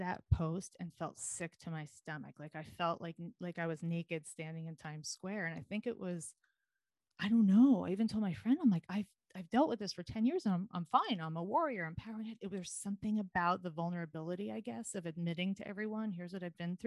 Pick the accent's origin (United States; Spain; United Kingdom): United States; also born or lived in New York City, United States; I'm from New Jersey, New York